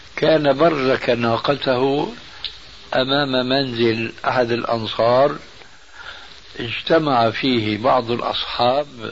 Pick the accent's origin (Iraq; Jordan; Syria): Syria; عندنا في سوريا